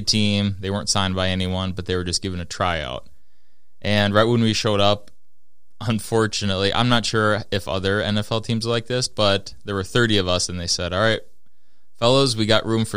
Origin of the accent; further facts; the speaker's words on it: Minnesota, United States; also born or lived in Fargo, North Dakota; because I'm from Minnesota.